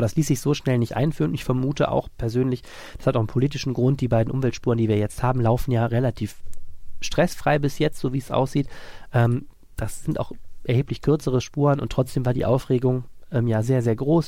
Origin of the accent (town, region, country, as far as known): Germany